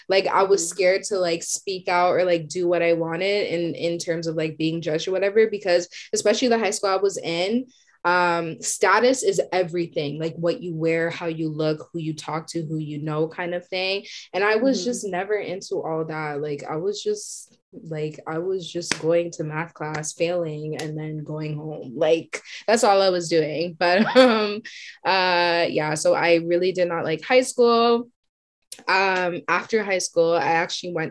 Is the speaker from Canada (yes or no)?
yes; Whitby, Ontario, Canada; I grew up in Whitby